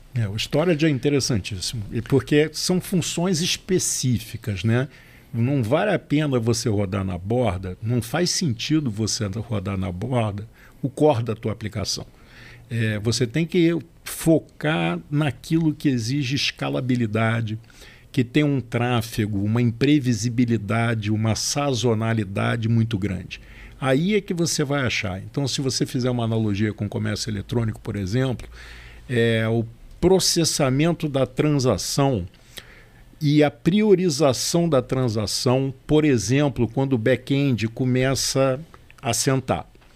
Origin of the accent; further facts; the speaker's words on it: Rio de Janeiro, Brazil; sou carioca.